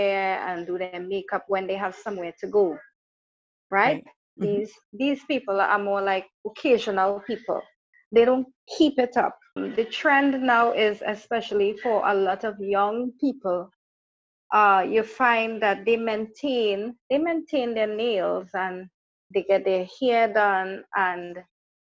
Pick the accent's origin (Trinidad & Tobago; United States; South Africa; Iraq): Trinidad & Tobago; I am from Trinidad and Tobago, small island